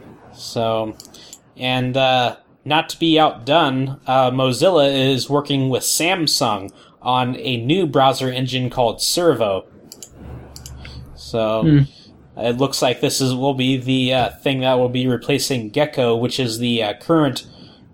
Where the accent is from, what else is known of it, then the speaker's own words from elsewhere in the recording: Ohio, United States; moved away; came back from Ohio with gallon milk jugs filled with water from my hometown